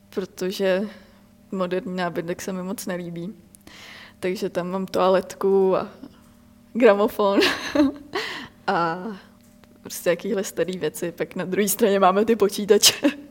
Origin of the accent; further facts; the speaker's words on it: Czechia; v Čechách